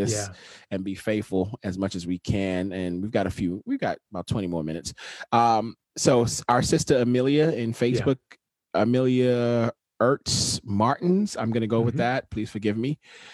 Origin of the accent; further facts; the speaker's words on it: Nigeria; moved away; growing up in Nigeria and growing up in a Nigerian church for a long time